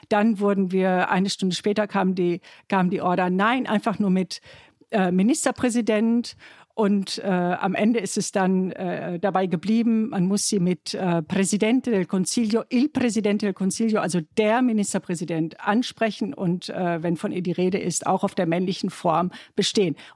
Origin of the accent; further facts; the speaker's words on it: Germany; mein Mann und ich, wir sind, er ist Italiener und ich bin Deutsche.